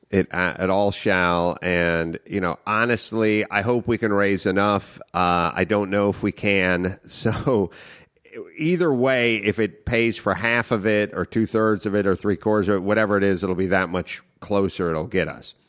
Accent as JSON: {"language": "English", "town": "Los Angeles", "region": "California", "country": "United States", "tie": "born or raised there", "said": "I grew up in North Hollywood"}